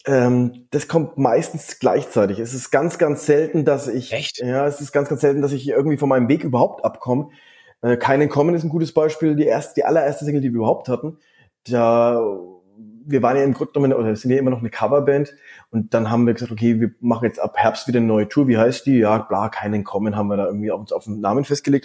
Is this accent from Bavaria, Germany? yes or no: yes; Franconia, Bavaria, Germany; wir sind ja aus Franken